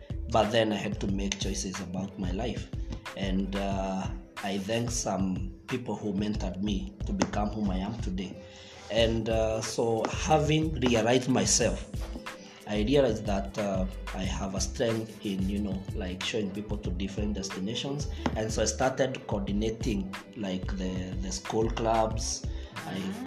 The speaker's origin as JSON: {"language": "English", "town": "Kikuyu", "region": "Kiambu County", "country": "Kenya", "tie": "born or raised there", "said": "That's where I was born, bred, and that's where I still live today"}